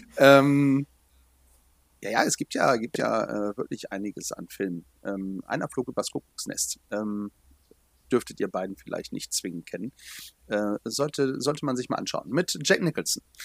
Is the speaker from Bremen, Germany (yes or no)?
yes; Bremen, Germany; now in Hanover, Germany; als Hannoveraner, ähm, also in Hannoveraner lebend, ja, ich bin ja Exilbremer